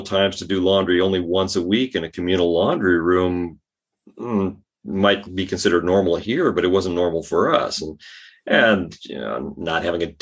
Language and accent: English; Northern California, United States; moved away as an adult; also born or lived in Colorado / Spain; now in Sweden; I was born and raised in Northern California